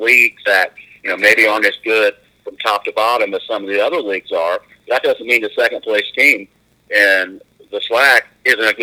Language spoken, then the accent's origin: English; Charleston, South Carolina, United States; now in Montana, United States; I'm from Charleston, South Carolina